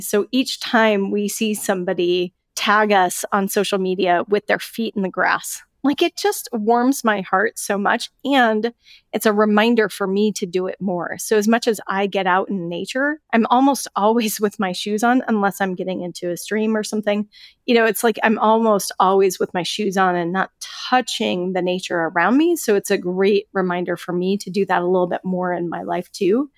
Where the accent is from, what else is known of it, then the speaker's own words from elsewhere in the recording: Colorado, United States; moved away as an adult; I moved away from Colorado